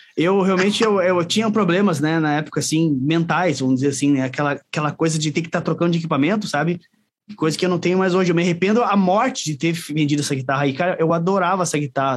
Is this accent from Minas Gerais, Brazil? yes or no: no; São Leopoldo, Rio Grande do Sul, Brazil; moved away as an adult; now in Caxias do Sul, Brazil; eu sou de São Leopoldo lá, mas vim para ah, Caxias faz quatro, quatro anos que eu tô para cá